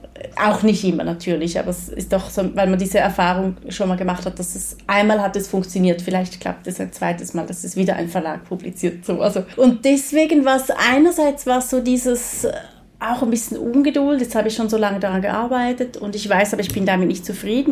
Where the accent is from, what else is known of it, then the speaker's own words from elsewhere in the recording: rural Switzerland near Konstanz, Thurgau, Switzerland; da, wo ich aufgewachsen bin, in einer sehr ländlichen Gegend in der Schweiz, ähm, Nähe Konstanz